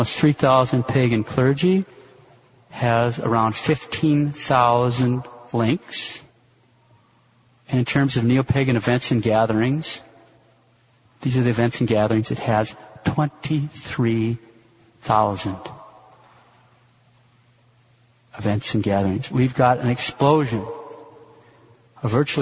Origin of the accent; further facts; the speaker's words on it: Montana, United States; now in Kansas City, United States; growing up in Montana